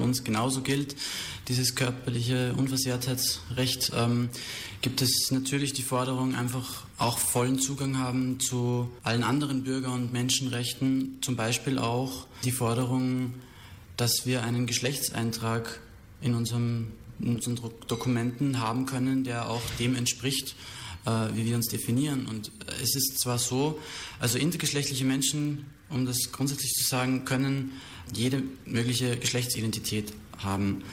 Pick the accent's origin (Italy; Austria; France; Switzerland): Austria; moved away as an adult; also born or lived in Berlin; now in Germany; ich war ursprünglich eben auch aus Österreich, wo ich bin ich hergekommen